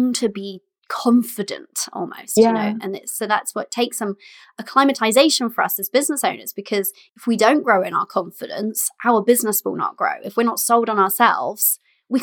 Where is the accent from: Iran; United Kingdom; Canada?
United Kingdom